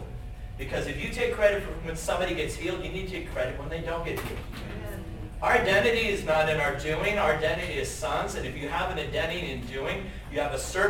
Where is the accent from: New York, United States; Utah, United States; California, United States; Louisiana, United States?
California, United States; Southern; now in Montana, United States; I was born and raised in Southern California